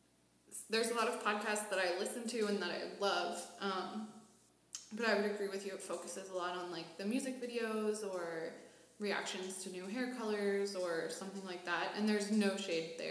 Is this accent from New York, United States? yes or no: no; Pittsburgh, Pennsylvania, United States; moved away as an adult; now in Washington, DC, United States; I'm originally from Pittsburgh, so I moved here about 6 months ago